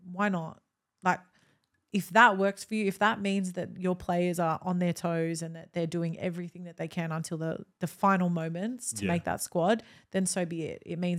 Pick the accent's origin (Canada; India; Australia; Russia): Australia; I'm neither Italian. I'm Australian. I'm not Italian.